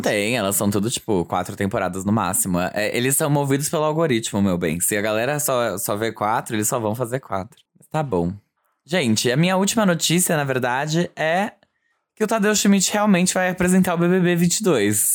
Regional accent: São Bernardo do Campo, São Paulo, Brazil; morei durante a minha infância em São Bernardo

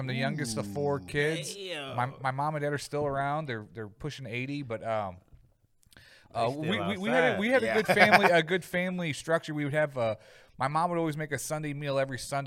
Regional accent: St. Charles, Missouri, United States; also born or lived in North County, St. Louis, Missouri / Chicago; I was born in North County, and then I moved out to St. Charles, I think, when I was like 5 or 6, and I grew up in St. Charles

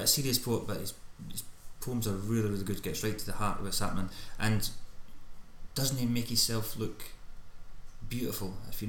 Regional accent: Scotland, United Kingdom

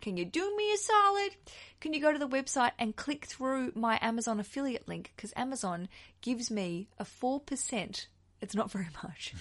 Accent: Australia; accent: Aussie; another Aussie accent

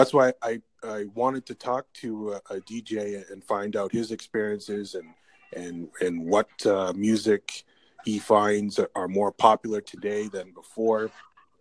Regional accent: Canada; I'm from Canada. I'm living in Canada

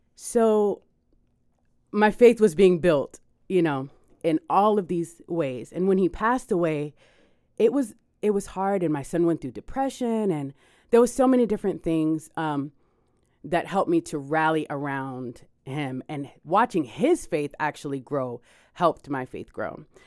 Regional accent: Miami, Florida, United States; I am from Miami

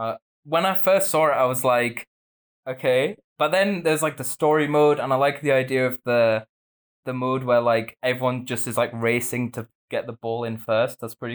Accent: Australia; now in United Kingdom; although I'm from Australia.

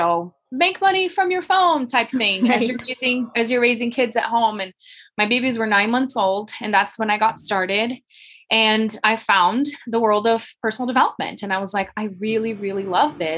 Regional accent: Brazil; English is a second language; moved away as an adult; now in Colorado, United States; I'm from Brazil originally

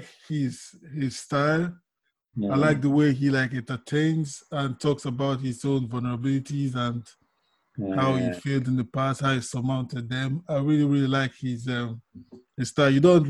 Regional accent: Nigeria; moved away; I'm from Nigeria.

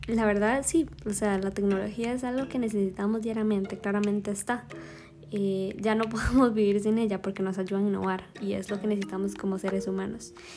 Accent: Alajuela, Costa Rica; soy de Alajuela

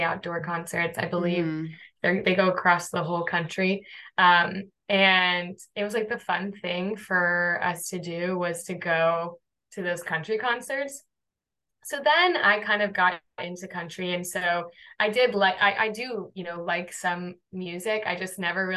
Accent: North Carolina, United States; moved away as an adult; also born or lived in Arlington, Virginia / Washington, D.C.; now in New York City, United States; was born and raised in North Carolina.

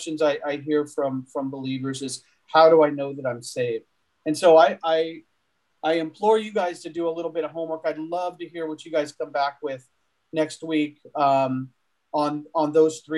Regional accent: Chowchilla, California, United States; I'm from Chowchilla

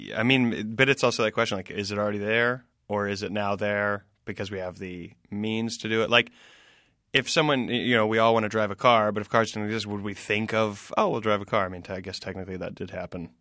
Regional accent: Greenville, South Carolina, United States; moved away as an adult; also born or lived in Spartanburg, South Carolina / Washington, D.C. / New York City; I grew up in South Carolina, Greenville, South Carolina

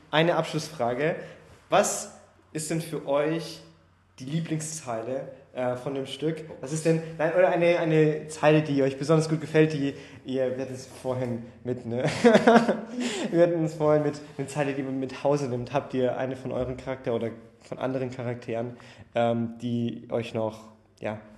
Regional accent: Bamberg, Bavaria, Germany; now in Konstanz, Germany; also wo ich herkomme, hatten also, wir auch ein Theater und das ist eigentlich auch ziemlich gut.

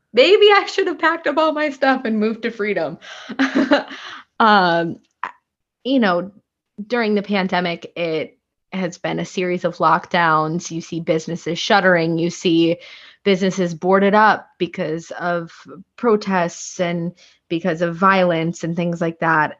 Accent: Sheboygan, Wisconsin, United States; moved away as an adult; now in Washington, D.C., United States; I was born and raised in Sheboygan, Wisconsin.

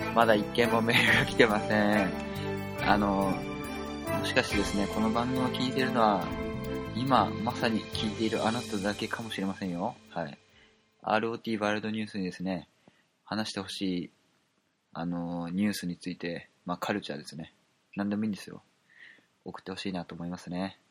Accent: Kansai, Japan; moved away; 関西出身だったんで、だったというか関西出身なんで

